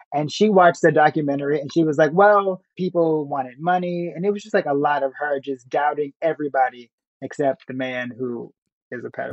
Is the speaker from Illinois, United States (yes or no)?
yes; Chicago, Illinois, United States; growing up in Chicago, going to high school